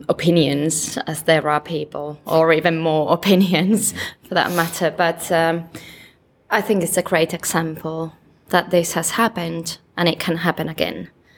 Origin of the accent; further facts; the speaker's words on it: Lapua, South Ostrobothnia, Finland; My family is from this area. I'm born and raised in Lapua